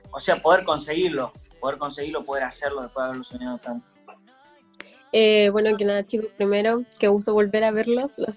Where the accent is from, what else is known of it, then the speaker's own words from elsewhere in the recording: Villa María, Córdoba, Argentina; Tuve la oportunidad de verlos en el anfiteatro de Villa María, yo soy de Villa María